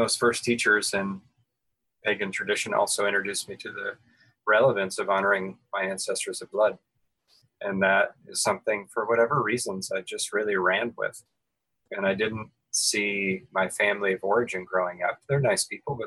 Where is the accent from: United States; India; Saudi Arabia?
United States; Ohio; also born or lived in California / Western North Carolina; now in Asheville, United States; I grew up in the state of Ohio and then spent time living in California and live now